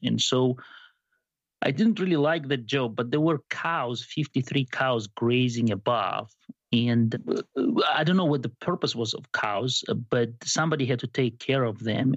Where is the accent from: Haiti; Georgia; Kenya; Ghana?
Georgia; moved away as an adult; also born or lived in Arizona, United States / Princeton, New Jersey, United States; now in Lincoln, United States; I'm from Georgia, but not Atlanta. I, don't have a southern accent